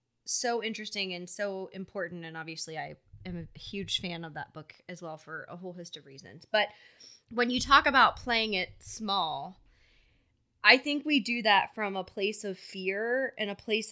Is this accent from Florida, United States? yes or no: no; Philadelphia, Pennsylvania, United States; So, you know, I grew up in Philly. We didn't have a ton.